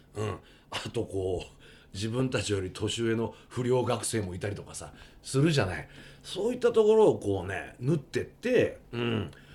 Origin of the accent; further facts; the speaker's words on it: Tokyo, Japan; そこで生まれ育った子供たち俺とかが